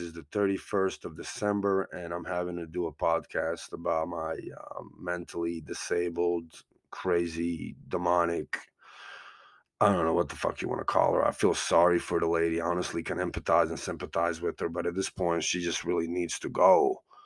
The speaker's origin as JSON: {"language": "English", "country": "United States", "said": "I'm from America"}